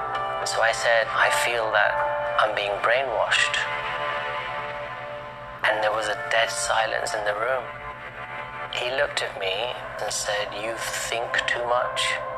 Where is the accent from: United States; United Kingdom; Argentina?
United Kingdom; London; also born or lived in India; growing up in London, my parents were Hindus.